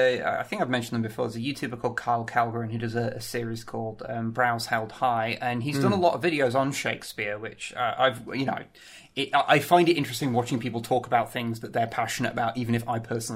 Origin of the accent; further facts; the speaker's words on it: United Kingdom; I am merely a British man